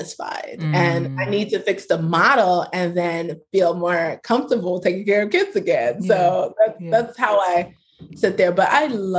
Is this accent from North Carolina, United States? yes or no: no; New York, United States; also born or lived in Brooklyn; I'm from America, I'm from New York. I will rep New York until I die. Like, I am a New Yorker through and through.